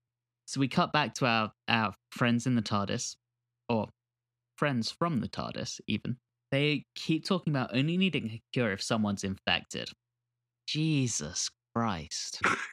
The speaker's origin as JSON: {"language": "English", "country": "United Kingdom", "moved": "yes", "lives_now": "United States", "said": "I'm British, if you guys haven't noticed."}